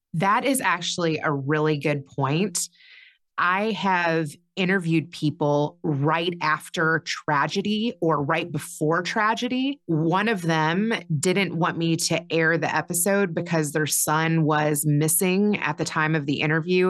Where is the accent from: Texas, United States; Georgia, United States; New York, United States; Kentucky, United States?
Kentucky, United States; moved away as an adult; also born or lived in Chicago; I grew up in Kentucky.